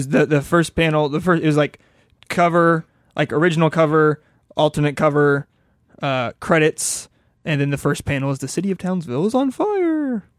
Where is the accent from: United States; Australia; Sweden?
Sweden; I'm from Sweden.